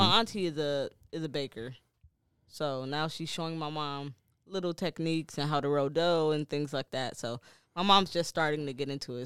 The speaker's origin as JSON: {"language": "English", "town": "Detroit", "region": "Michigan", "country": "United States", "moved": "yes", "lives_now": "Maine, United States", "said": "I'm from Detroit"}